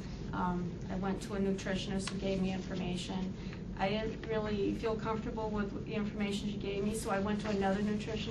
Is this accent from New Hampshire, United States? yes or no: yes; West Lebanon, New Hampshire, United States; I come from West Lebanon